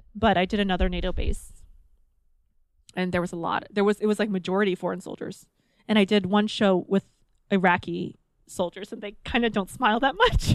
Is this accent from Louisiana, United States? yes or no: yes; New Orleans, Louisiana, United States; I grew up in New Orleans